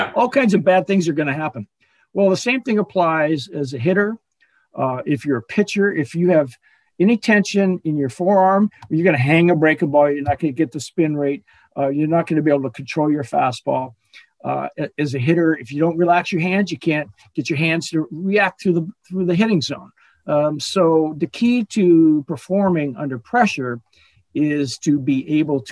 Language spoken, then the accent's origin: English; Southern California, United States; also born or lived in Chicago, Illinois, United States; I played multiple sports growing up in Southern California